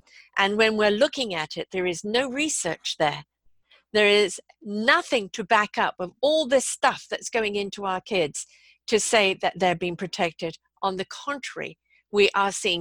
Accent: Canada; also born or lived in United Kingdom; I'm Canadian, I'm British Canadian

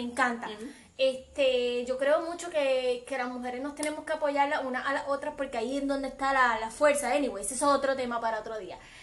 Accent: Aguadilla, Puerto Rico; soy del área oeste, soy del pueblo de Aguadilla

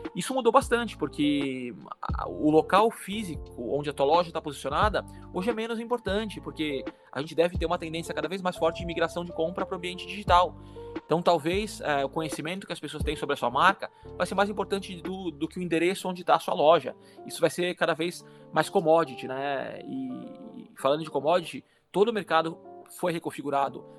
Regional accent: Santos, São Paulo, Brazil; moved away; Eu sou de Santos, litoral de São Paulo

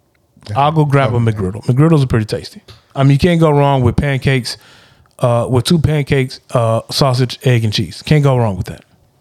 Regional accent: Texas, United States; Hey, man, I'm from the Clark, bro.

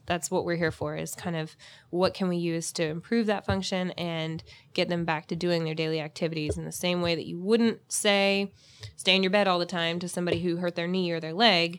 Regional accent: Jacksonville, Florida, United States; I'm actually from Jacksonville

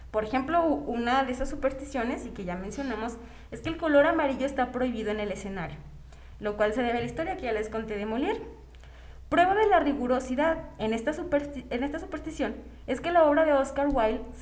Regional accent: San Luis Potosí, Mexico; also born or lived in Río Verde, San Luis Potosí; soy de San Luis y yo viví mucho tiempo en Río Verde.

